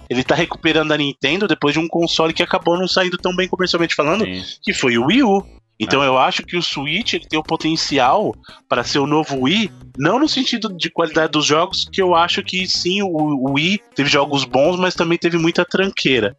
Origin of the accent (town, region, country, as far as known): Buritirama, Bahia, Brazil; born or raised there; moved away